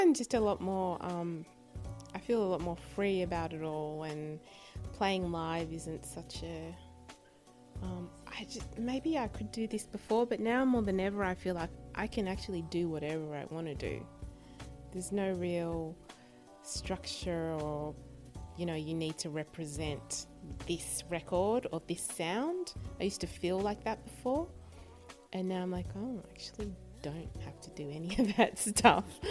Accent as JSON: {"language": "English", "town": "Sydney", "region": "New South Wales", "country": "Australia", "tie": "born or raised there", "also_born_or_lived": "Chicago", "moved": "yes", "said": "when I grew up in Sydney"}